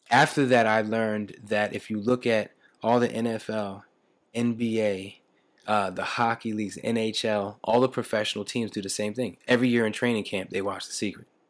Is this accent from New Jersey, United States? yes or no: yes; Camden, New Jersey, United States; I was born and raised in Camden, New Jersey